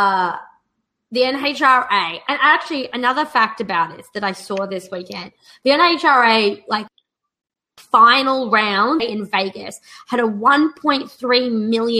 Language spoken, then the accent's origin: English; Australia; moved away; I grew up in Australia